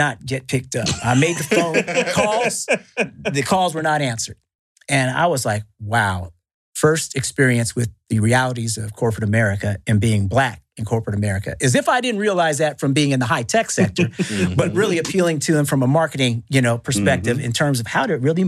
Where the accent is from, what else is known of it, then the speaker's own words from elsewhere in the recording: Northern California, United States; growing up in Northern California, there right by Silicon Valley